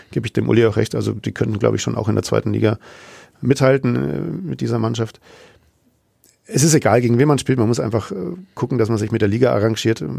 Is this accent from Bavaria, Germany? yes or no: yes; Nuremberg, Bavaria, Germany; natürlich verbindet man als Nürnberger noch sehr schöne Erinnerungen an das letzte Auswärtsspiel in Sandhausen